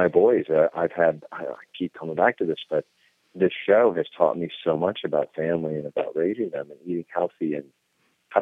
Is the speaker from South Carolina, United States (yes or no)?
no; Iowa, United States; I grew up on corn because I grew up in Iowa